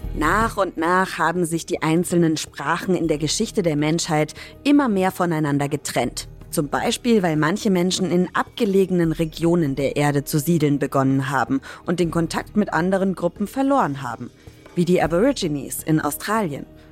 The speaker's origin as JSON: {"language": "German", "area": "Franconia", "region": "Bavaria", "country": "Germany", "said": "Ich komme ja ursprünglich aus Franken, also aus dem Norden von Bayern."}